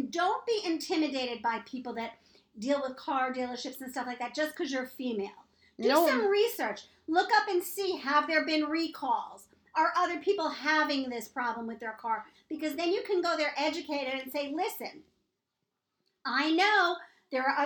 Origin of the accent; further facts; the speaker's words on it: New York, United States; I'm born and raised in New York